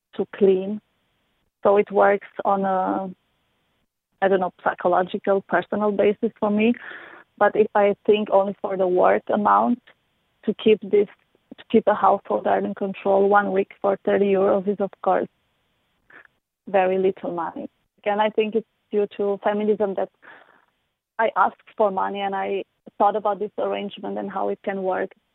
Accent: Romania; now in Vienna, Austria; I live in Vienna, Austria with my boyfriend, and I am from Romania

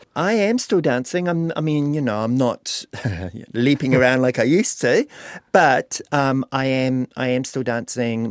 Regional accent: Lake Okareka, Bay of Plenty, New Zealand; moved away; also born or lived in Auckland; I moved home from Auckland back to Lake Aukaraka in two thousand sixteen to help him. on the farm

